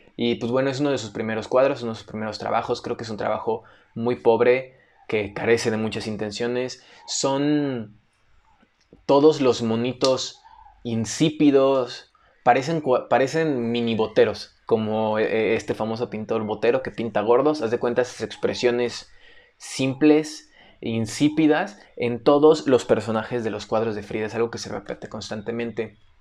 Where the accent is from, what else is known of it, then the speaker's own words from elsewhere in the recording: Mexico; todo el mundo nos conoce como mexicanos